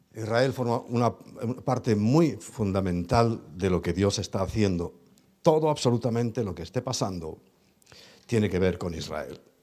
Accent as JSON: {"language": "Spanish", "town": "Ponferrada", "region": "Castile and León", "country": "Spain", "said": "yo soy del norte, de León, de Ponferrada"}